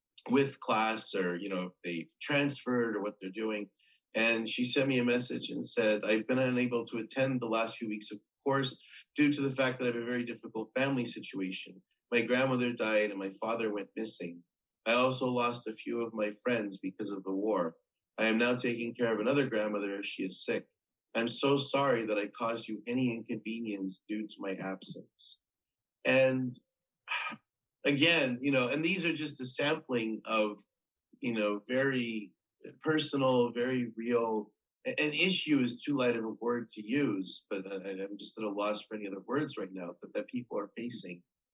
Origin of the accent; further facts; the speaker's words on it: United States; I'm an American, and so that was a big thing.